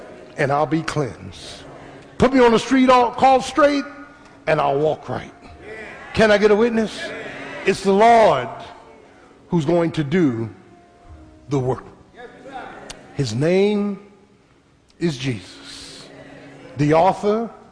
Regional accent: Philadelphia, Pennsylvania, United States; I was a little boy growing up in South Philly

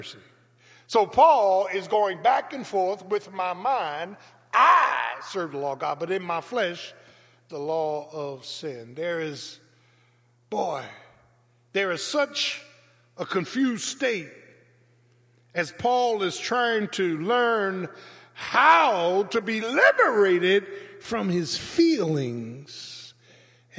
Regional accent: Philadelphia, Pennsylvania, United States; growing up in South Philadelphia

